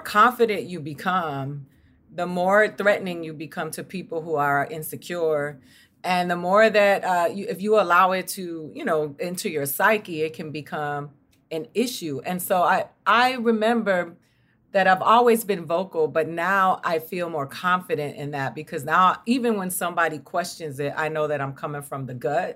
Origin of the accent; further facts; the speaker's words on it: Miami, Florida, United States; moved away as an adult; I grew up in Miami